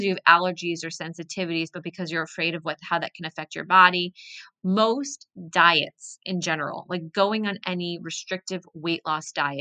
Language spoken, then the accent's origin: English; New Jersey, United States; moved away as an adult; now in New York City, United States; I was born and raised in New Jersey, but always knew I wanted to end up in New York City.